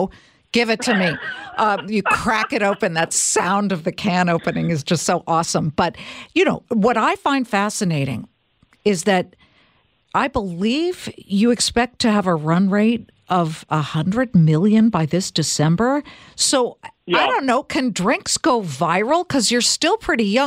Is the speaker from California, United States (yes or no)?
yes; California, United States; I'm Californian, right? I was eating alfalfa sprouts when I was 5